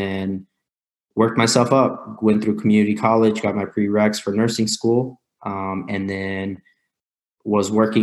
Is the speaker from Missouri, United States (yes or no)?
yes; Missouri, United States; also born or lived in Riverside, California; I grew up in Missouri, which is the Midwest, very blue collar, hardworking farmers.